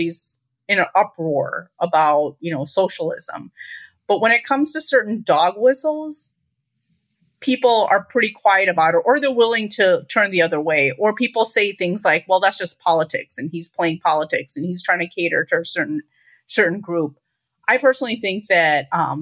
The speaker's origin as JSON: {"language": "English", "town": "Chicago", "region": "Illinois", "country": "United States", "tie": "born or raised there", "said": "I'm a North Sider, and I grew up in the northern suburbs"}